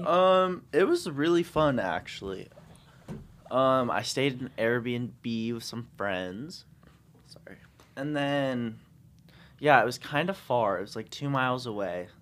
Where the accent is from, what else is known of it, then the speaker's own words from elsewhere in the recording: California, United States; I'm from California